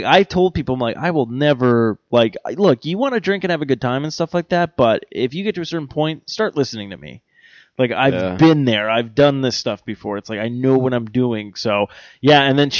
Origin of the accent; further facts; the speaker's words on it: Ireland; I like Jaeger, actually. I'm Irish. I drink anything.